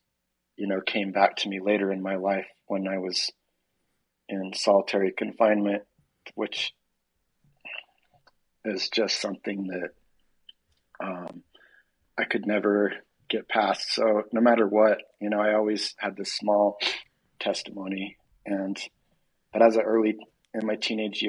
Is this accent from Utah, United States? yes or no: yes; Orem, Utah, United States; moved away; also born or lived in California; I grew up in Orem, Utah